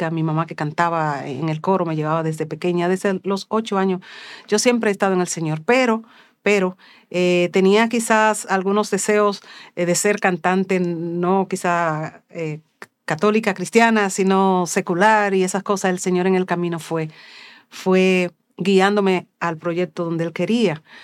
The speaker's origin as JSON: {"language": "Spanish", "country": "Dominican Republic", "said": "Bendiciones mis hermanos. … Soy cantautora católica de República Dominicana."}